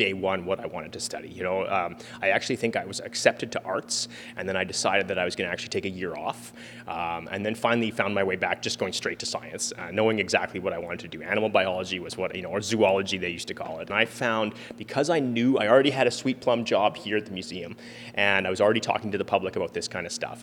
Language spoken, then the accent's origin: English; Edmonton, Alberta, Canada; So I grew up here in Edmonton, in my own backyard